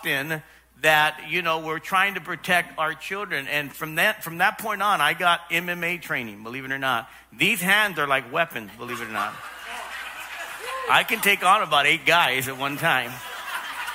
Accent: Los Angeles, California, United States; I grew up in South Los Angeles, South L.A.

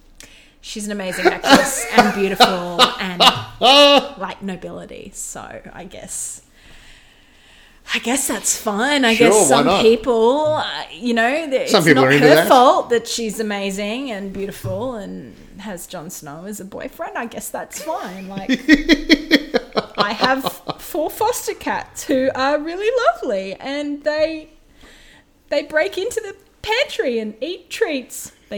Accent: Edinburgh, Scotland, United Kingdom; There is a posh Scottish accent, which is like, no, because I'm from Edinburgh.

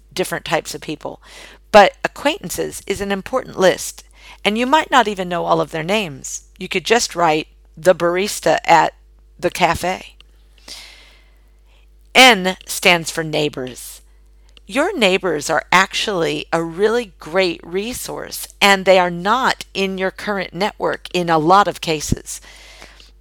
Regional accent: United States; moved away as an adult; now in Australia; as an American living in Australia and selling candles exclusively in Australia

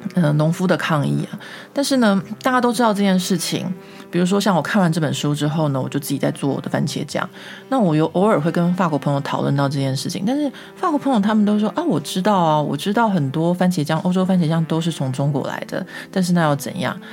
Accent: Taiwan; now in France; 像我们台湾人会很喜欢自己做罐头啊，或者做一些果酱啊

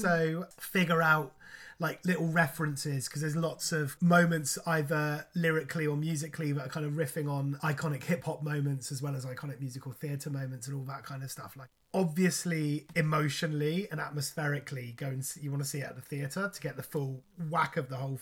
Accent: United Kingdom; being British

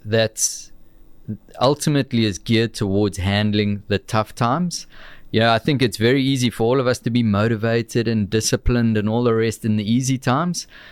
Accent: Amanzimtoti, KwaZulu-Natal, South Africa; also born or lived in Warner Beach / Winklespruit; my humble beginnings in the south coast of, of Durban, down at, uh, a town called the Mams and Toti

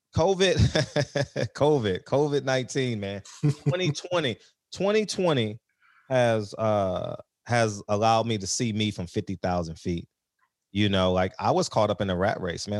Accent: Los Angeles, California, United States; also born or lived in New York / Tidewater, Virginia; I grew up, like, on the Blade, so Figueroa was, like, a half a block from my house

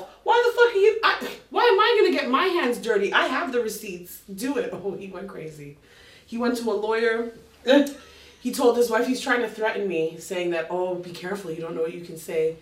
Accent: Canada; I'm a Canadian across the ocean

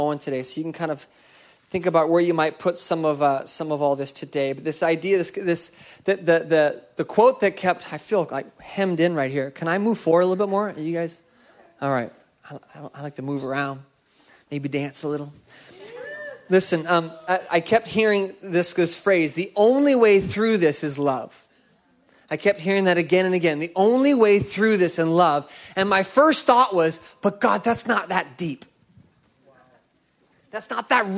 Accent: Seattle, Washington, United States; my hometown of Seattle

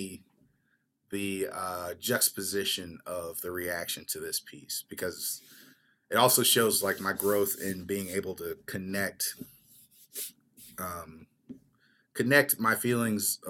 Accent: United States; I'm an American composer

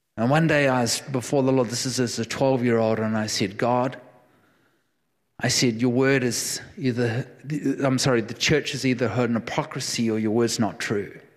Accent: New Zealand; moved away; I am a New Zealander. I will never surrender. I will never surrender my passport. I am a New Zealander through and through

